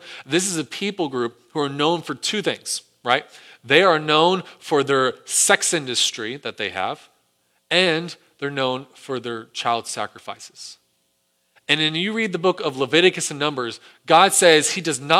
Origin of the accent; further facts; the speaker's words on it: United States; Our own history as an American people